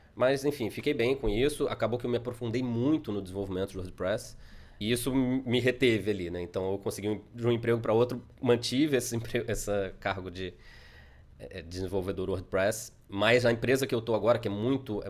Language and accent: Portuguese; Brazil; moved away as an adult; voltamos ao Brasil para visitar os parentes